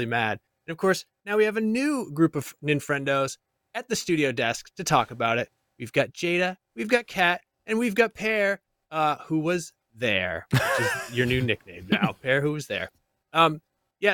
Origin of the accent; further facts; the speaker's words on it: Maine, United States; I'm from Maine